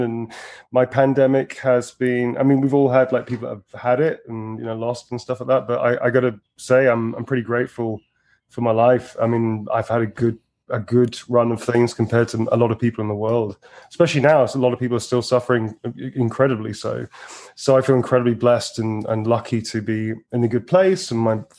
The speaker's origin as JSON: {"language": "English", "country": "United Kingdom", "said": "I'm fucking British"}